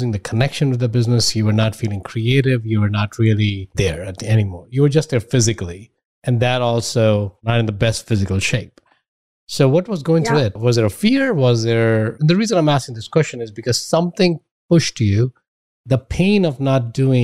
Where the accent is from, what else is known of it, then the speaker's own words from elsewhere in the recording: India; now in United States; I grew up in India.